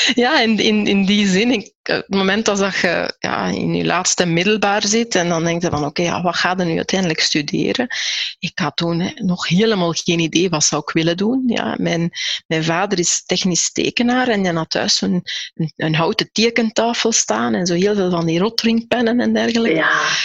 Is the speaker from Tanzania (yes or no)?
no; Aarschot, Flanders, Belgium; Ik ben ook in Aarschot opgegroeid. Ik ben in Aarschot zelfs nog geboren.